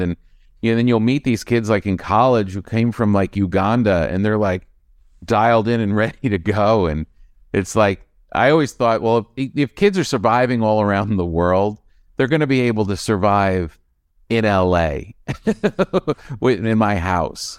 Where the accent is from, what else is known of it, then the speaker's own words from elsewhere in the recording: East Coast, United States; moved away; also born or lived in New York / Los Angeles; we're from the East Coast